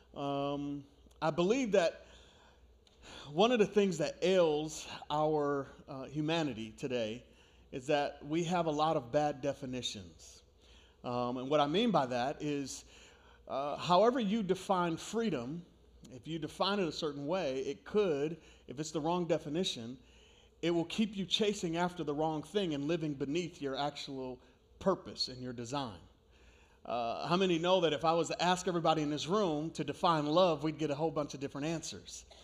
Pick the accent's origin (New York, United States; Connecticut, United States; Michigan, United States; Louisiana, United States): New York, United States; moved away; I grew up in New York